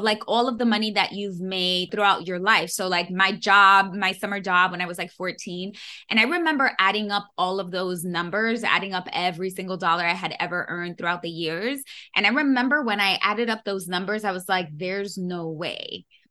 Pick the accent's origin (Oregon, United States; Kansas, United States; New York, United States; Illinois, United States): New York, United States; New York City; born and raised in New York City